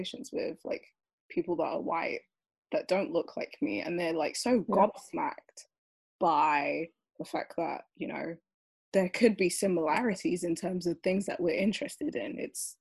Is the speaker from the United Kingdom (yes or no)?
yes; London, United Kingdom; born or raised there